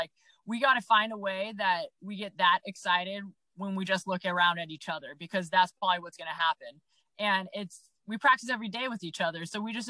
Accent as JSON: {"language": "English", "town": "Newport Beach", "region": "California", "country": "United States", "tie": "born or raised there", "said": "I was born in 92 in Newport."}